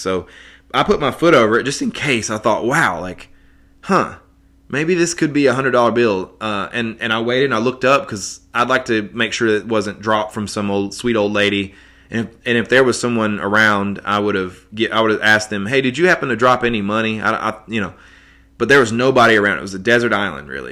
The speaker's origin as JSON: {"language": "English", "town": "Johnson City", "region": "Tennessee", "country": "United States", "tie": "born or raised there", "said": "in my hometown, uh, here in Johnson City"}